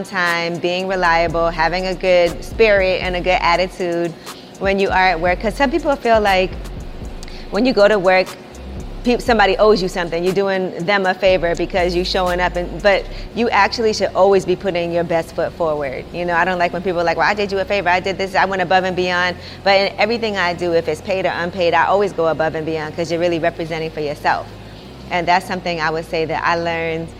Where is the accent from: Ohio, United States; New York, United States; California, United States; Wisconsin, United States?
New York, United States; New York City; growing up in Brooklyn